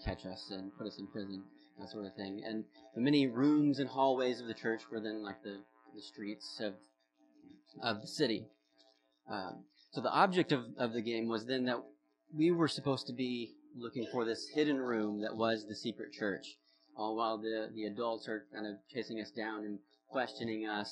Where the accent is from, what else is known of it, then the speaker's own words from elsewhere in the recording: the South, United States; accent: southern; now in Vermont, United States; I was raised in church in the South. And specifically, yeah, like in this southern kind of small town Bible Belt youth group culture of the 2000s.